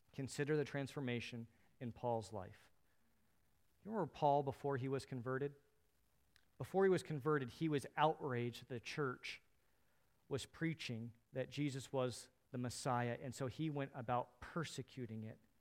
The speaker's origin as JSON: {"language": "English", "country": "United States", "said": "As American Christians"}